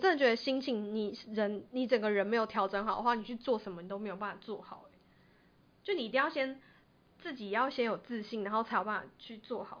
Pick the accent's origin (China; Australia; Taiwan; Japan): Taiwan; 我觉得台我们台湾人，我这样是不是太现实？